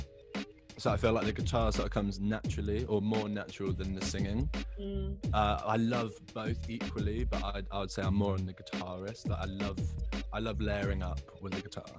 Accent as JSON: {"language": "English", "area": "Devon", "region": "South West England", "country": "United Kingdom", "also_born_or_lived": "West London", "moved": "as an adult", "lives_now": "London, United Kingdom", "said": "I'm from Devon, so I'm from the southwest. And earlier this year, I moved to West London."}